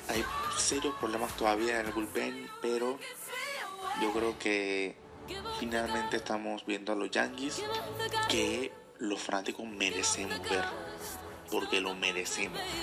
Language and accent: Spanish; Panama; yo soy de Panamá